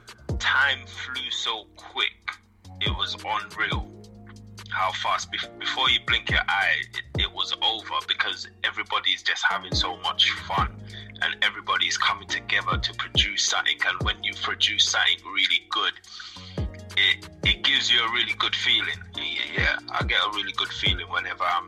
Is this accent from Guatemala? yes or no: no; St. Lucia; I was born in St. Lucia. I'm from the Caribbean.